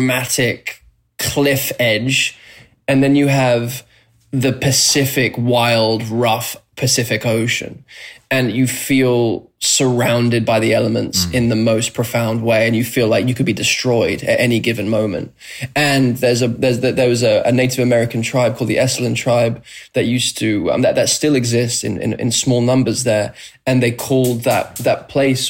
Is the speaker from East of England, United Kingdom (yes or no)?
no; Banstead, South East England, United Kingdom; born or raised there; moved away as an adult; also born or lived in London; now in Los Angeles, United States